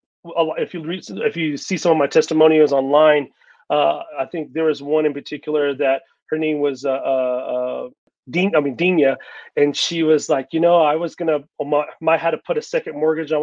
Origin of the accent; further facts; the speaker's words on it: Texas, United States; moved away as an adult; now in Colorado, United States; I'm originally from Texas, but I moved here about in 2018